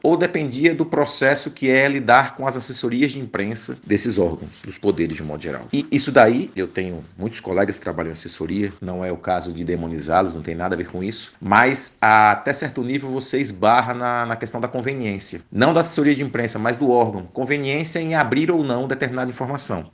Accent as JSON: {"language": "Portuguese", "region": "interior of Rio Grande do Norte", "country": "Brazil", "said": "lá no interior do Rio Grande do Norte, que é a minha terra"}